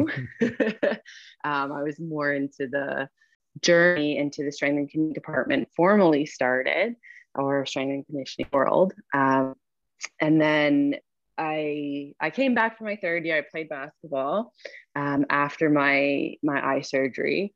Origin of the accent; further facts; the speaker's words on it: Burlington, Ontario, Canada; also born or lived in Hamilton, Canada / Ottawa, Canada; I'm from Burlington. So I came back to Burlington